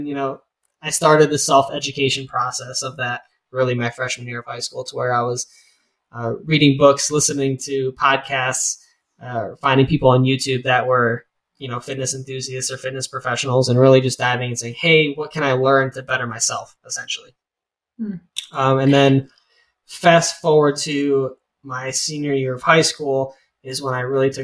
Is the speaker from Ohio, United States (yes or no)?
yes; Lakewood, Ohio, United States; now in Bowling Green, United States; I was born and raised in Lakewood, Ohio